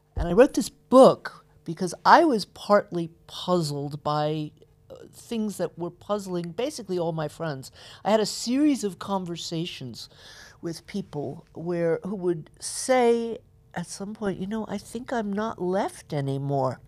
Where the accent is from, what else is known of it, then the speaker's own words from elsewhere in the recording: Atlanta, Georgia, United States; I was born in Atlanta, Georgia, uh, grew up in the middle of the civil rights movement